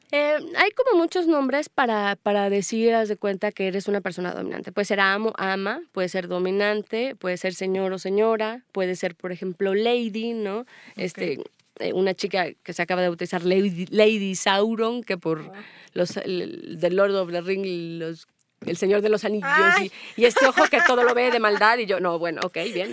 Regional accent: Mexico; also born or lived in Spain; soy mexicana

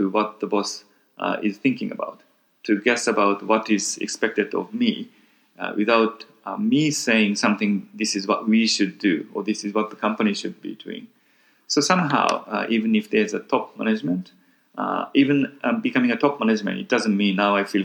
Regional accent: Tokyo, Japan; also born or lived in United States / Italy / London; I was born in Tokyo, but then I went to school in US for a short period of time.

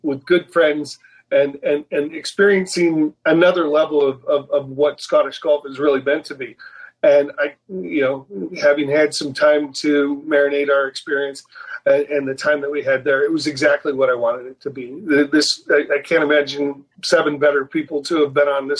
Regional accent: Midwest, United States; as a Midwesterner

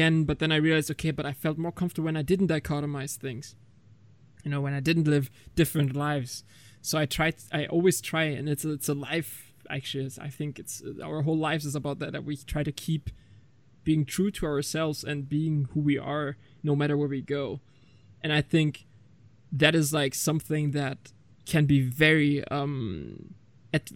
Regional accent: Germany; I was born and raised in Germany, but my family's full Turkish

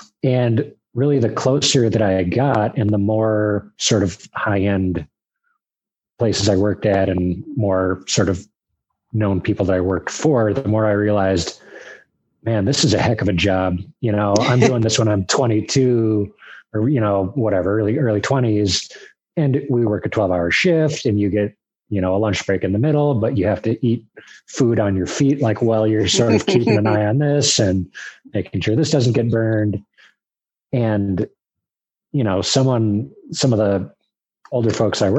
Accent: Minnesota, United States; moved away as an adult; now in Detroit, United States; I grew up in Minnesota

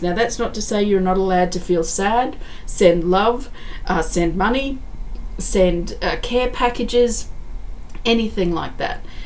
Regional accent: Australia; I'm very grateful that I'm Australian, that I live in Australia

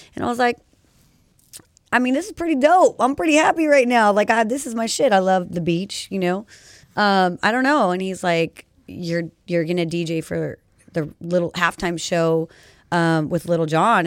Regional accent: Rancho Cucamonga, California, United States; also born or lived in San Bernardino; now in Pomona, United States; I was born in San Bernardino, county baby right here. And then I was raised mostly in, like, Rancho Cucamonga

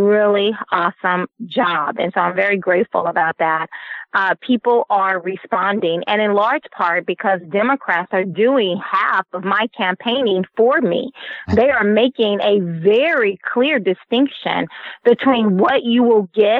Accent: the South, United States; when we were growing up in the South

